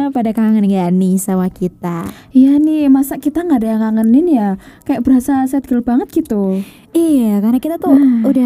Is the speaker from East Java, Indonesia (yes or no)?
yes; Tulungagung, East Java, Indonesia; aku asli Tulungagung jadi aku lahir juga di Tulungagung besar di Tulungagung tapi orang tua aku sih yang nggak dari Tulungagung